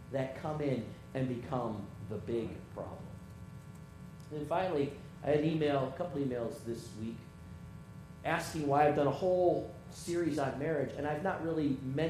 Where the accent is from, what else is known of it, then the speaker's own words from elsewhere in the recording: Michigan, United States; moved away; I grew up in Michigan